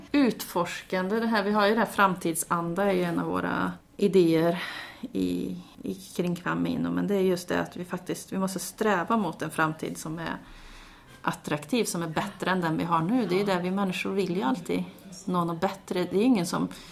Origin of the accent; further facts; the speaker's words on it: Karlstad, Värmland, Sweden; moved away as an adult; also born or lived in Gothenburg; när jag bodde hemma i Karlstad